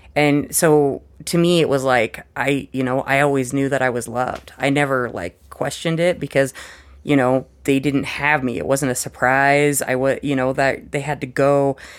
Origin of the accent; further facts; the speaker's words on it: Missoula, Montana, United States; also born or lived in Billings, Montana / Helena, Montana / Ohio; I lived in Missoula until fifth grade